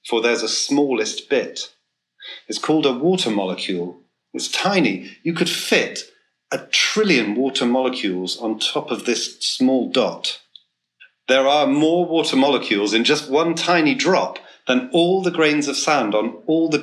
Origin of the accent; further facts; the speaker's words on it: England, United Kingdom; I'm from England